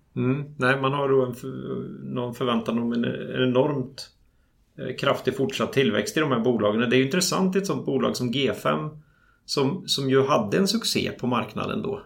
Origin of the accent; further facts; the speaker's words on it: Sweden; vi är svenskar